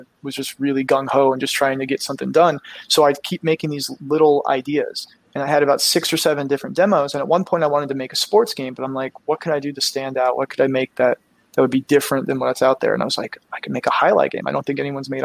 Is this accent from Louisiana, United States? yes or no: no; South Florida, United States; I grew up in South Florida